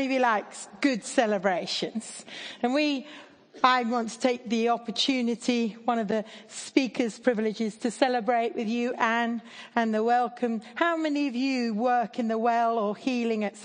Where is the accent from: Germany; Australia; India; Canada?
India; now in Oxford, United Kingdom; I grew up in India.